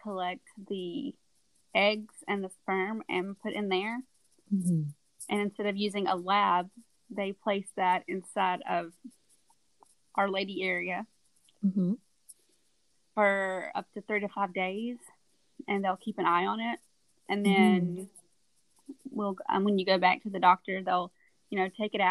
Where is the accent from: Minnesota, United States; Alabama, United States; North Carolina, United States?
Alabama, United States; South; I grew up in South Alabama